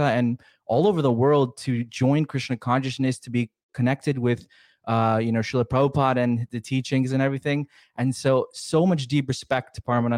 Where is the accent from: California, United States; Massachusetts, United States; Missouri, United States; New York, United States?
New York, United States; Yonkers; I was born in Yonkers